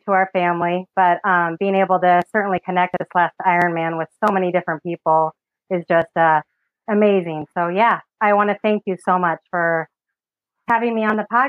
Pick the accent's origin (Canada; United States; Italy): United States; Los Angeles, California; moved away as an adult; now in Michigan, United States; But I grew up in California, so Southern California, San Fernando Valley